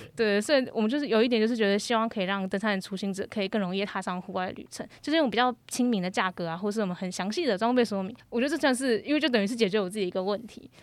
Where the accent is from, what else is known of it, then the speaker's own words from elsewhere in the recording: Taiwan; 我是来自台湾